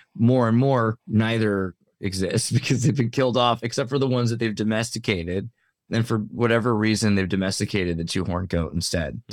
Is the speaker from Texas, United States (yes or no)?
no; Humboldt, Santa Cruz area, California, United States; moved away; I'm from the West Coast, bro. I'm from Humboldt, basically. Santa Cruz Humboldt area. I don't live there now, but yeah, I did.